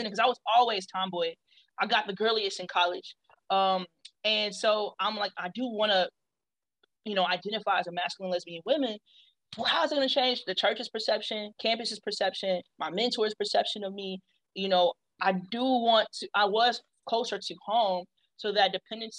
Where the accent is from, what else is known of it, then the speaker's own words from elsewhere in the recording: Kansas City, Missouri, United States; also born or lived in Texas; I'm from Kansas City, Missouri. So shout out to KCMO, the Midwest